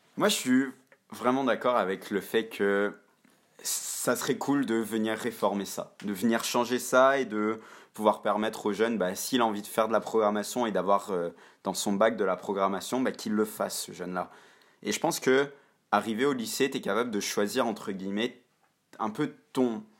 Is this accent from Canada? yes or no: yes; Montreal, Quebec, Canada; je suis passé par le système français à Montréal. Donc, j'ai fait mon lycée